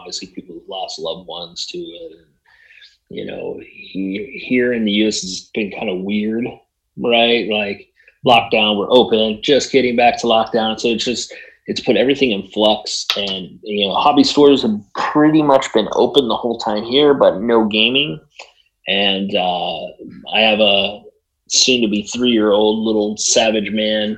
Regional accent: Southern California, United States; now in Arizona, United States; I grew up in Southern California, we now both live in Arizona

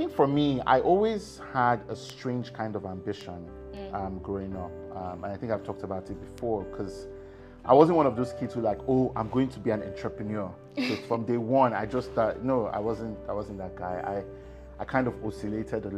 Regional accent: Lagos, Nigeria; moved away; also born or lived in Canada; I grew up in Lagos. I was born in Lagos, actually, in Yaba.

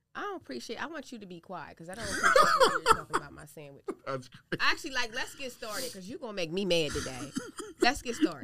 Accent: Harrisburg, Pennsylvania, United States; I am from Harrisburg, born and raised, and proud of.

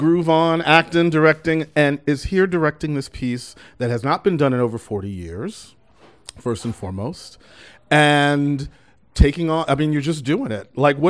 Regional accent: Galveston, Texas, United States; I'm from Texas. I grew up in Galveston, went to school at UT Austin.

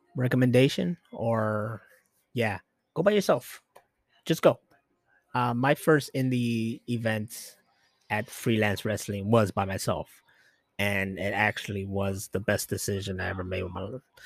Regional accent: Chicago, Illinois, United States; I am from Chi Town, Chicago, Illinois

